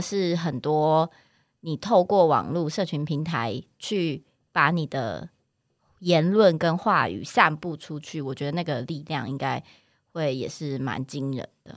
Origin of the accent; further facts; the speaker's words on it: Taichung, Taiwan; 因为我是台中人，然后我小时候上学什么，我妈都是骑那个摩托车载我